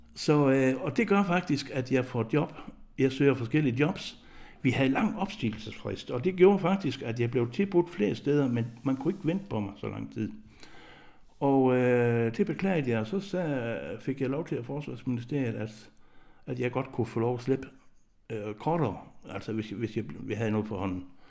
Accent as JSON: {"language": "Danish", "area": "Southern Jutland", "region": "Southern Denmark", "country": "Denmark", "tie": "born or raised there", "moved": "as an adult", "said": "jeg er jo født og opvokset i Sønderjylland"}